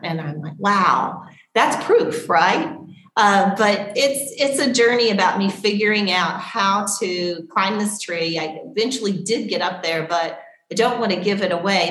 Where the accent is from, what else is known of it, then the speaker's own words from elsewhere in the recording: Tennessee, United States; I grew up in Tennessee